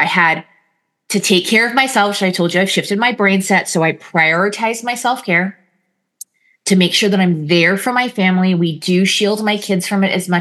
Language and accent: English; California, United States; we're Californian